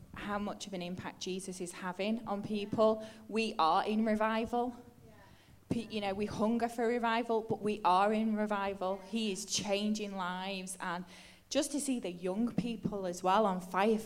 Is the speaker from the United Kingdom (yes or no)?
yes; Stretford, North West England, United Kingdom; I grew up in Stretford, which is right near Manchester United's ground